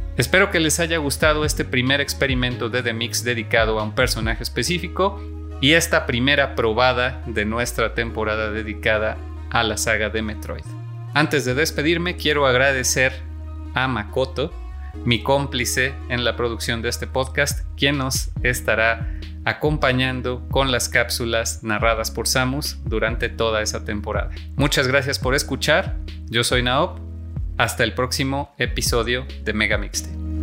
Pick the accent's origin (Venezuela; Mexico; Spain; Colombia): Mexico; en mi país, en México